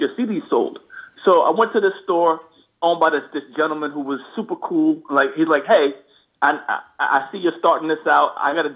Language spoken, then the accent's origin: English; Long Island, New York, United States; also born or lived in Queens, New York; So, I was born in Queens, New York. At 9, my parents and I moved out to Long Island.